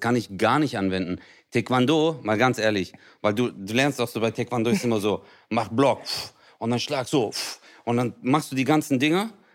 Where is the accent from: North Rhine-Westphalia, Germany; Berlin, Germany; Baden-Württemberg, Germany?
Baden-Württemberg, Germany; Stuttgart; In Hausen, da wo ich herkomme